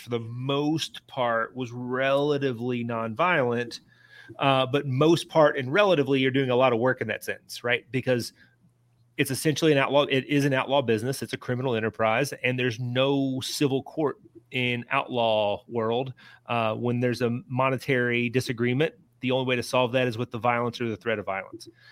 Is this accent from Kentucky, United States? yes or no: yes; Lebanon, Kentucky, United States; Marion County, Lebanon, uh, my hometown